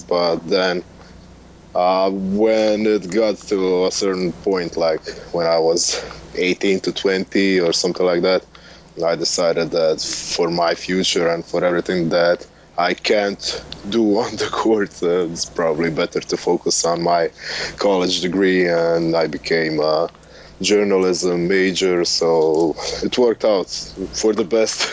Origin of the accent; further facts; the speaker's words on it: Split, Split-Dalmatia County, Croatia; Larry Ayuso played for my hometown team in Split